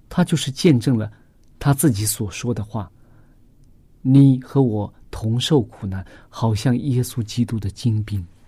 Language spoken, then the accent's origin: Chinese; China; 我们中国人